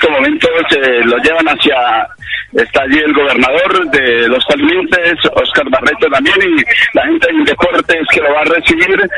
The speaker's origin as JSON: {"language": "Spanish", "town": "Ibagué", "region": "Tolima", "country": "Colombia", "said": "este título es para Colombia, para Tolima, para Ibagué y para toda la gente de, de, mi tierra."}